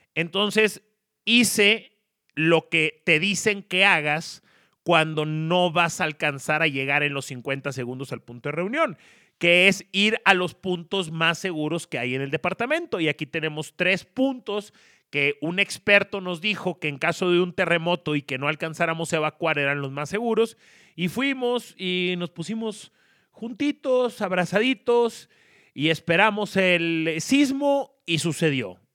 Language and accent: Spanish; Monterrey, Nuevo León, Mexico; moved away as an adult; now in Mexico City, Mexico; soy regiomontano, tengo un año y medio viviendo en la Ciudad de México